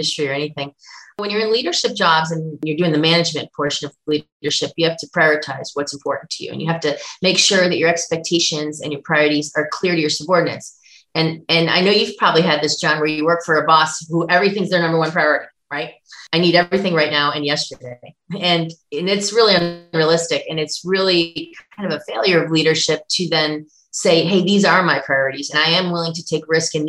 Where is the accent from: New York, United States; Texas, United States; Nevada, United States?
New York, United States; Buffalo; I grew up in Buffalo